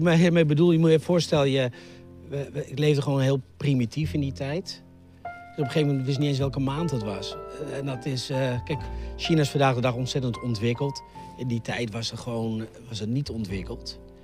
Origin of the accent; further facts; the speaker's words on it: IJsselstein, Utrecht, Netherlands; also born or lived in Gronsveld; Maar voordat ik één jaar was, verhuisde naar eh, IJsselstein onder Utrecht. daar heb ik eigenlijk het grootste deel van mijn leven eh, gewoond